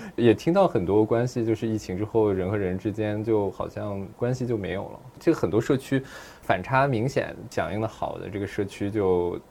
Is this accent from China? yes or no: yes; Dalian, Liaoning, China; now in Shanghai, China; 我当时就在我的老家大连过春节